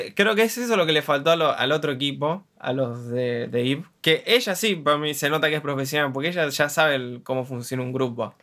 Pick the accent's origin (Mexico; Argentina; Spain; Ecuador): Argentina; soy argentino